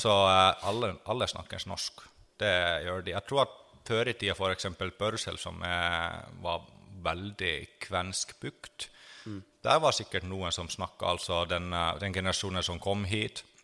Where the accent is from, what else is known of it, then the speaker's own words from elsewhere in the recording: Finland; now in Norway; jeg er finsk som er slekt med kvener, på en måte. At jeg er fra det området hvor de har kommet fra